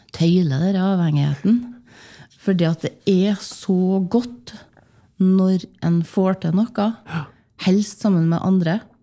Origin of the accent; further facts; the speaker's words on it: Åfjord, Trøndelag, Norway; moved away; also born or lived in Bergen; Jeg vokste opp i Åfjorden